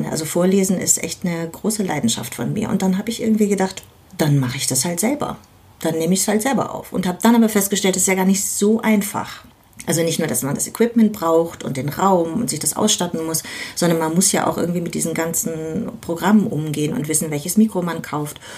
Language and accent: German; Berlin, Germany; Und ja, damit geht man ins Bett als Berliner Kind.